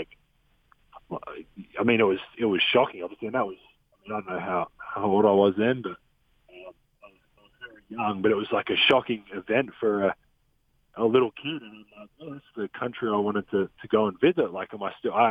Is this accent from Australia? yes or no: yes; Australia; moved away; I'm Australian